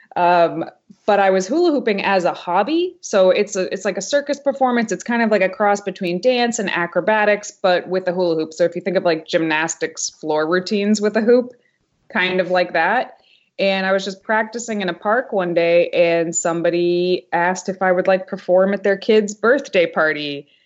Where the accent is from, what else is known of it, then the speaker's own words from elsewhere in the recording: Haverhill, Massachusetts, United States; Haverhill, Massachusetts. It's like this tiny, tiny town right on the New Hampshire border